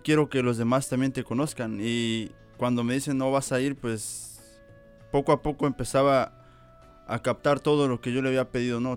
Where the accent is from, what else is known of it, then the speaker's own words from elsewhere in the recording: Veracruz, Mexico; igual de México, Veracruz